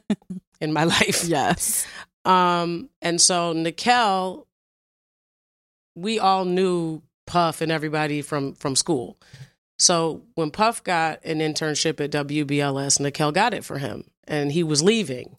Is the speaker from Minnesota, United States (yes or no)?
no; Evanston, Illinois, United States; moved away as an adult; also born or lived in Washington, D.C. / New York; we moved there. Me, my mom, and sister when I was in fourth grade